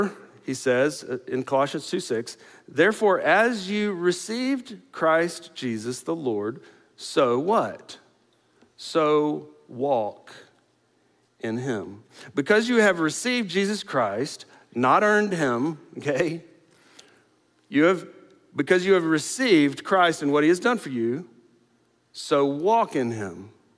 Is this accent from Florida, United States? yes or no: yes; the Panhandle of Florida, United States; now in Houston, United States; I grew up in the Panhandle of Florida. Not right on the coast, but pretty close to the coast